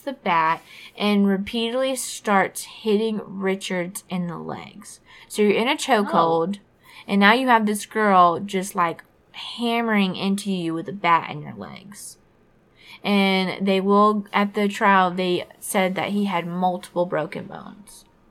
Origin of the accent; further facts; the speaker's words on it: Fort Walton Beach, Florida, United States; my hometown of Fort Walton Beach, it is very much a military town